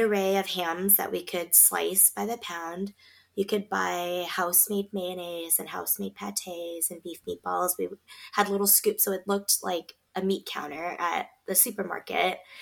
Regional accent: Beaverton, Oregon, United States; we grew up in Beaverton

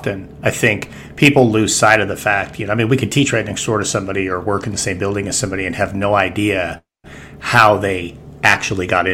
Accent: Rocky Mountains, United States; I'm a Rocky Mountain kid

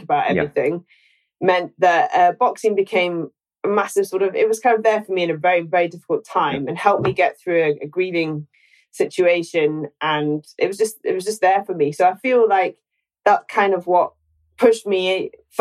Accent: Scotland, United Kingdom

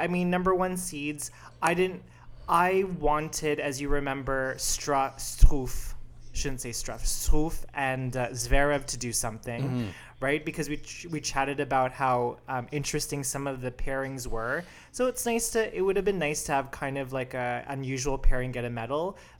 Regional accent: Chicago, Illinois, United States; Like, bitch, I'm from Chicago.

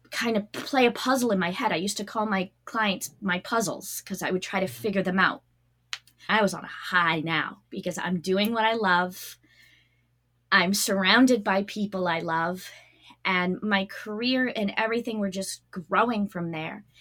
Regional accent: Massachusetts, United States; also born or lived in New Hampshire; I'm from Massachusetts

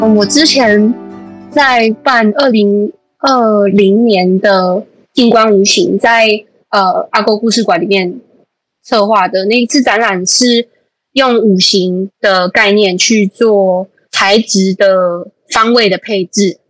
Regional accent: Pingtung, Pingtung County, Taiwan; 人家来到我们阿沟，然后家庙的时候我去介绍我的家族

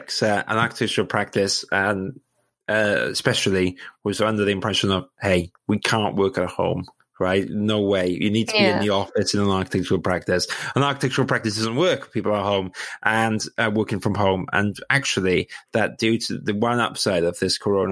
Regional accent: Wales, United Kingdom; now in London, United Kingdom; when I moved to London, right? When I was from Wales

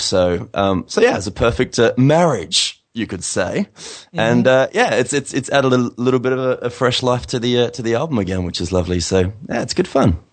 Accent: Adelaide, South Australia, Australia; also born or lived in United States; now in Sydney, Australia; my hometown of Adelaide

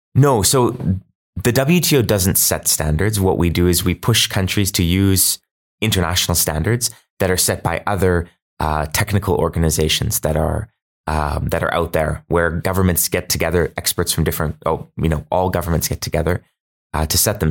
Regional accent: Canada; I'm Canadian

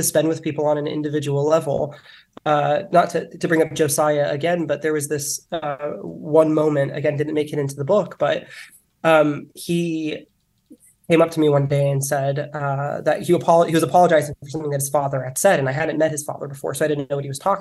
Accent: Miami, Florida, United States; moved away as an adult; also born or lived in San Francisco, United States; now in Idaho, United States; growing up in Miami and then moving to San Fran

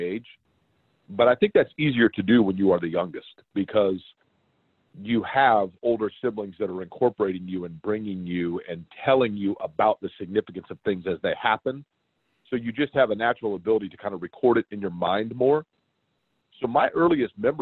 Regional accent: Indianapolis, Indiana, United States; also born or lived in Shelbyville, Indiana / Evansville, Indiana; I grew up in Central Indiana

